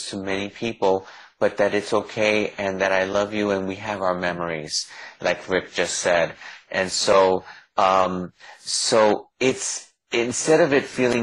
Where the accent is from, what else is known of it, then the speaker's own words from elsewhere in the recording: New York City, New York, United States; also born or lived in New Jersey; now in Los Angeles, United States; I was born in the Bronx in the ghetto, and I was really poor.